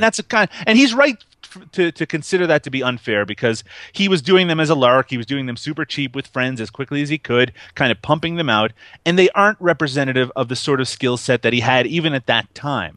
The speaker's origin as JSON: {"language": "English", "country": "Canada", "said": "I'm Canadian"}